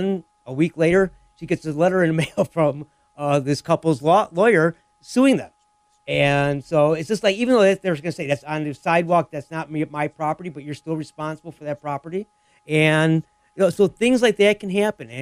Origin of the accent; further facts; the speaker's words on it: Lemont, United States; my hometown of Lamont